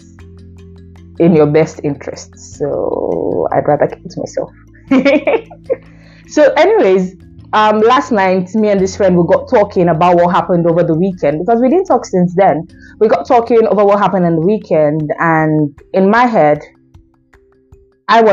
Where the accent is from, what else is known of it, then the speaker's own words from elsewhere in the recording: Nigeria; as a Nigerian that I am